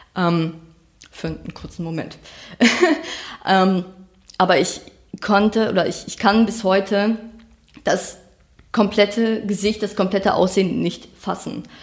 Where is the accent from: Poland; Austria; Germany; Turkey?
Germany; far north of Schleswig-Holstein; Ich bin auf dem Dorf aufgewachsen. Das war ähm, ganz weit oben in Schleswig-Holstein